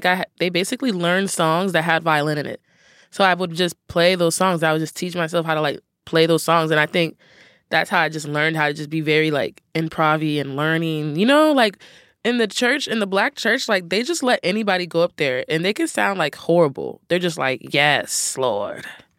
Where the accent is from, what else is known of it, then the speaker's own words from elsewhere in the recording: Cincinnati, Ohio, United States; There's this little town in Ohio called Wyoming, and that's where I first picked up the instrument.